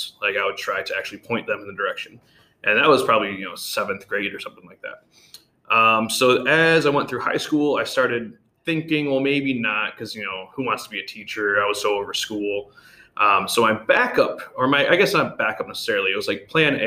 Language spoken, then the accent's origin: English; Michigan, United States; moved away as an adult; now in Bahrain; I wanted to get out of Michigan anyway, just because, you know, my suburb was great. I liked where I grew up